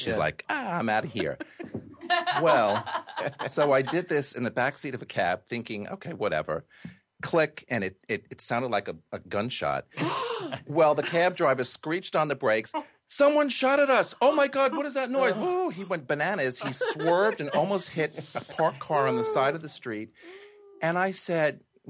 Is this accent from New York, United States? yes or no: yes; New York City, New York, United States; But you know, being a New Yorker, it's because I like to be here way before 8 o'clock